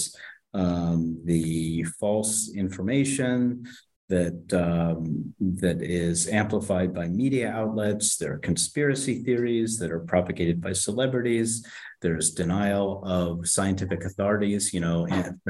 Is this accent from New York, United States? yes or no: no; Philadelphia, Pennsylvania, United States; I was born in Philadelphia, and I went to school at Amherst College